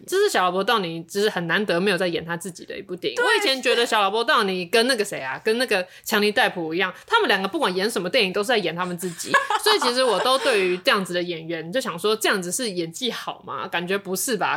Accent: Taiwan; 我们是台湾人

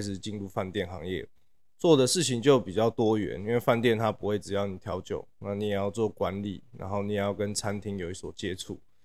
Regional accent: Taipei, Taiwan; moved away as an adult; also born or lived in Shanghai, China / Paris, France; 我是台北人。然后这两年才刚从国外回来台湾

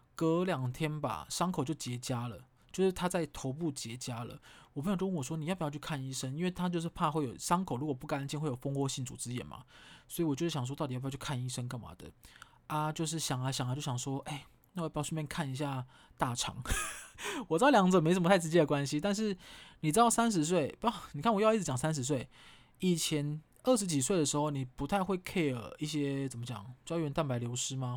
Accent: Kaohsiung, Taiwan; moved away as an adult; now in Taipei, Taiwan; 我高雄人嘛，然后我在台北求职，啊，已经在台北住了五六年了

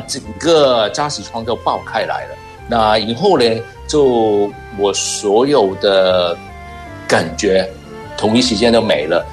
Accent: Hong Kong; 我是来自香港的

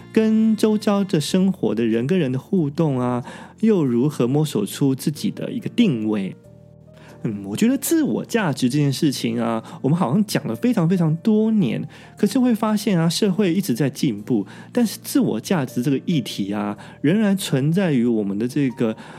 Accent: Taiwan; now in Japan; 我们台湾人

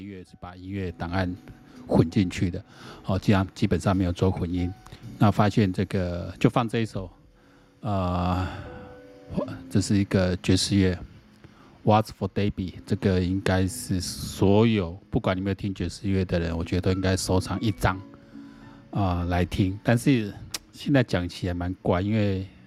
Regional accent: Taiwan; 在我们中华民国的这个法律里面就是一个暂时军律啦

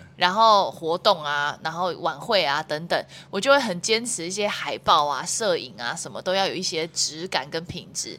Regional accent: Taiwan; 我说我从台湾来

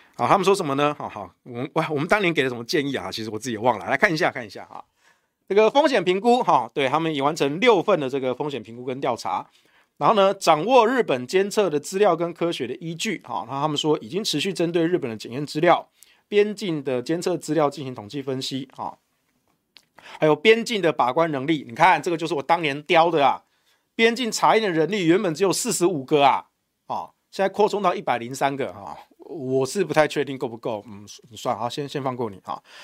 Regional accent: Taiwan; 我们台湾这边

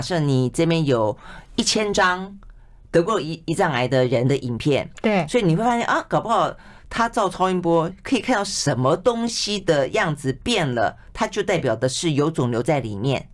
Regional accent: Taiwan; 我们台湾人本身

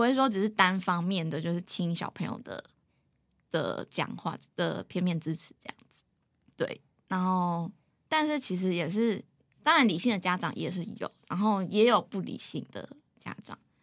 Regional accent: Taipei, Taiwan; moved away as an adult; now in Taichung, Taiwan; 我从小就在台北，新北市生活

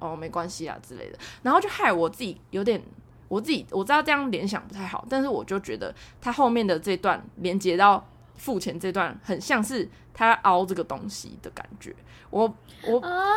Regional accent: Taiwan; 我台湾人

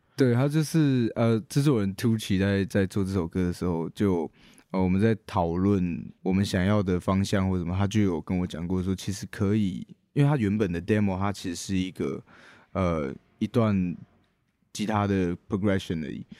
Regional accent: Taichung, Taiwan; also born or lived in Ren'ai Township, Nantou; 我是台中人

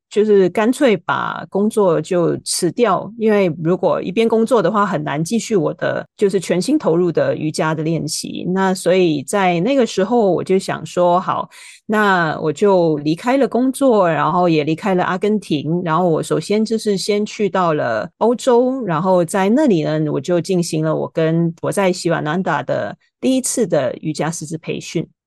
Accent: Hong Kong; moved away; also born or lived in United States; 我是在香港出生长大的

